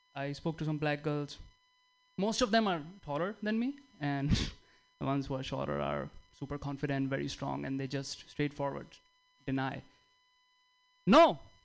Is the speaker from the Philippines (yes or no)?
no; India; now in United States; I'm from India